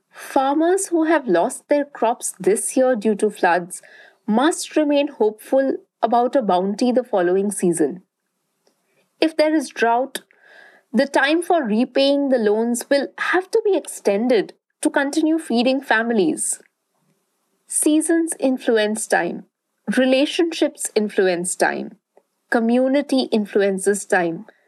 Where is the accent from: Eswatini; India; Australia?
India; Durgapur, West Bengal; where I grew up in Durgapur, a small town in eastern India